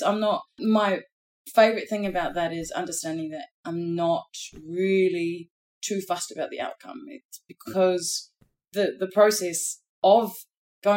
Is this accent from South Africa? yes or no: no; New Zealand; moved away